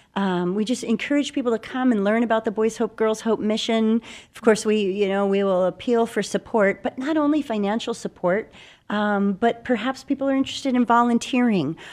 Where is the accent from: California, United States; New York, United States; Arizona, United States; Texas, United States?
Arizona, United States; Phoenix; I'm a Phoenix native. I grew up here in Arizona.